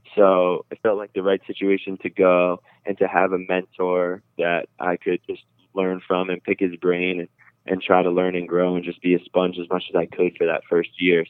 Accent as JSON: {"language": "English", "region": "New Jersey", "country": "United States", "said": "I'm from Jersey, but I'm on the border of Rockland, Rockland County, New York."}